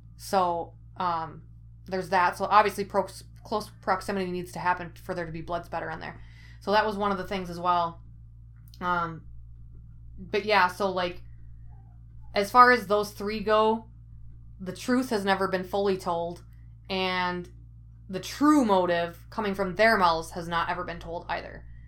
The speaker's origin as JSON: {"language": "English", "town": "Ellsworth", "region": "Wisconsin", "country": "United States", "tie": "born or raised there", "said": "my hometown of Ellsworth, Wisconsin"}